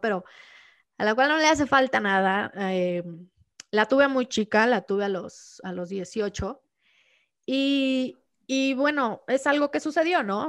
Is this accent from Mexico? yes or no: yes; Los Altos de Jalisco, Mexico; now in Mexico City, Mexico; yo soy muy rara en, mi pueblo